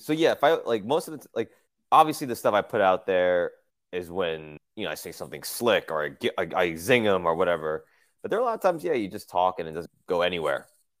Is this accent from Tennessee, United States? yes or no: no; New Jersey, United States; moved away as an adult; now in New York, United States; I grew up in New Jersey.